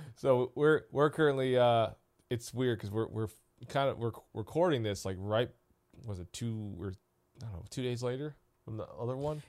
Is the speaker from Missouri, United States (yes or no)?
yes; Missouri, United States; now in Columbus, United States; I grew up with him in Missouri